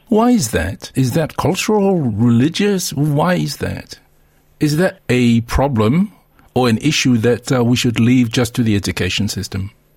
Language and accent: English; Samoa; now in Australia; as a Samoan